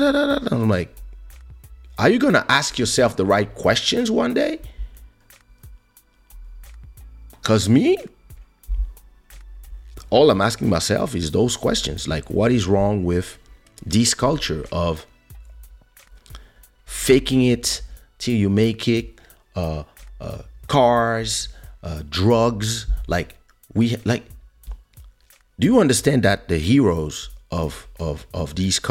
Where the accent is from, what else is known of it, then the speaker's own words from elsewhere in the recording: France; moved away; also born or lived in Africa; I was born in Africa, but I grew up in France